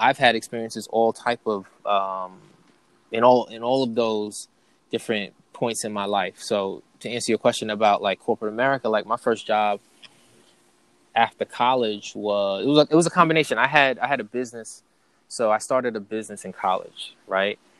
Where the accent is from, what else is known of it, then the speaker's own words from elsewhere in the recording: New York, United States; moved away as an adult; also born or lived in North Carolina; I was from New York and I was going down south to North Carolina